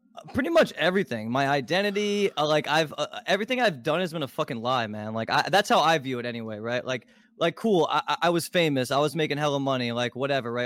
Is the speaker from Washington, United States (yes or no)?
no; Baltimore, Maryland, United States; I was born in Baltimore, Maryland